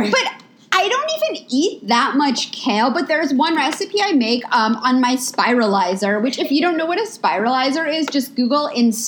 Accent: New York, United States; moved away as an adult; now in Los Angeles, United States; We're both we're both from New York. We've I lived in LA. um, we've both been living in LA for many years now.

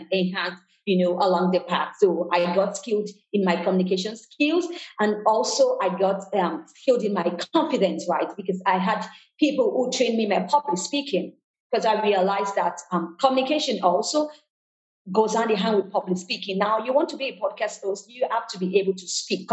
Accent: Nigeria; moved away as an adult; also born or lived in Canada / New York / Lagos; I was born in Nigeria, West Africa

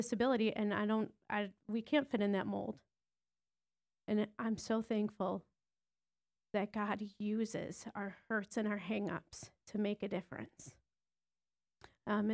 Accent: Detroit, Michigan, United States; moved away as an adult; also born or lived in Wisconsin; we're originally from the Detroit, Michigan area

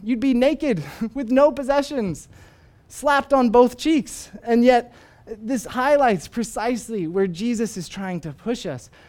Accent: Arizona, United States; moved away as an adult; also born or lived in Northern Ireland; Arizona, where I am from, uh, where my family still is. And while I was in Arizona, I reconnected with a few old high school friends

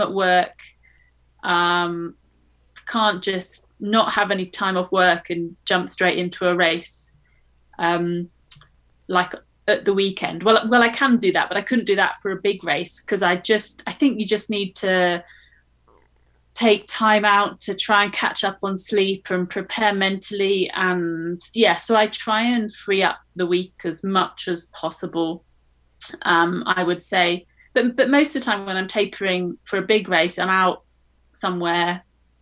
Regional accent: United Kingdom; as a Brit

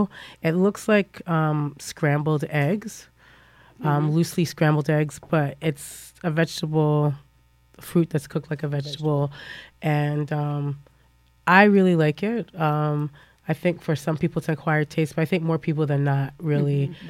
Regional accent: Jamaica; I'm Jamaican.

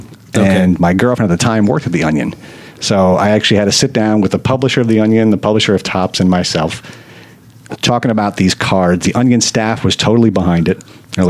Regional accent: New Jersey, United States; moved away; also born or lived in New York; I'm from New Jersey.

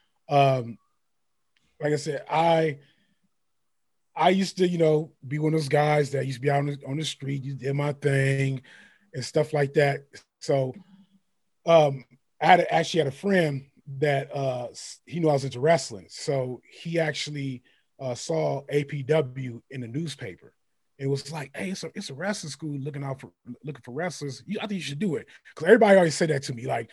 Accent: San Francisco, California, United States; I'm from Frisco. I lived there

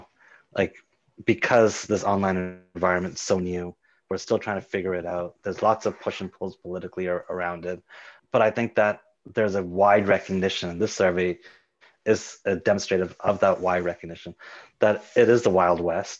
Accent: Mississauga, Ontario, Canada; growing up in Mississauga

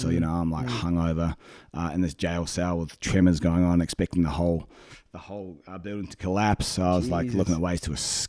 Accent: Napier, Hawke's Bay, New Zealand; moved away as an adult; my hometown, Napier, got flattened back in 1931.

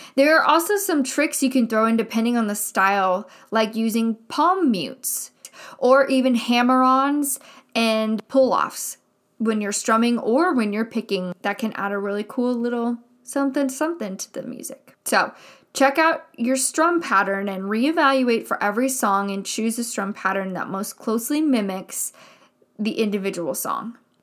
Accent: Midwest, United States; I grew up in the Midwest, and I went to a school here in the Midwest. I mean, I live in the Midwest right now

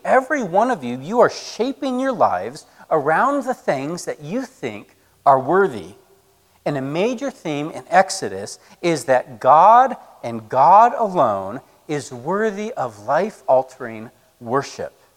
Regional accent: Colorado, United States; moved away; Where I grew up in Colorado, it was like a feature of every summer

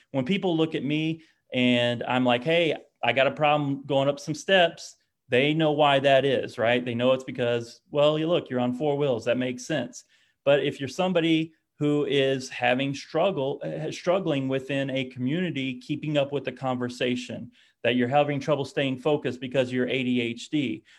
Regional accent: Oklahoma, United States; I'm from Oklahoma

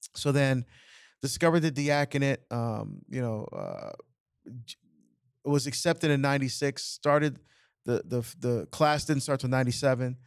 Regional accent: Barbados; now in United States; I was born in Barbados, immigrant to the United States

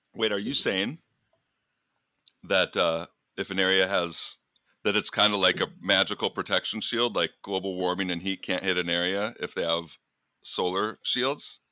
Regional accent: United States; also born or lived in Michigan / Minnesota; now in Iowa, United States; I'm from Michigan, Minnesota

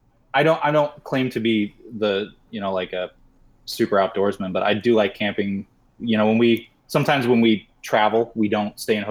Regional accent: Arkansas, United States; moved away; also born or lived in Missouri; I grew up in Arkansas

